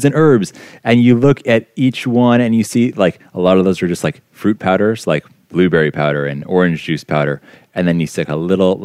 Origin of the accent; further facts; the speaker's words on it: Calabasas, California, United States; I grew up here in Southern California